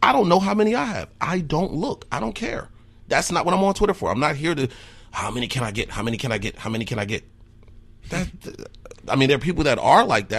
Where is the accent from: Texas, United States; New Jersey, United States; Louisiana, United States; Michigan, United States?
New Jersey, United States; Newark; born or raised there; now in Eau Claire, United States